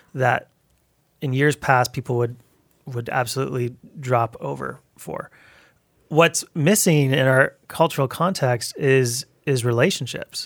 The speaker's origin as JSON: {"language": "English", "town": "Abbotsford", "region": "British Columbia", "country": "Canada", "tie": "born or raised there", "also_born_or_lived": "Towson", "moved": "yes", "said": "growing up in Abbotsford"}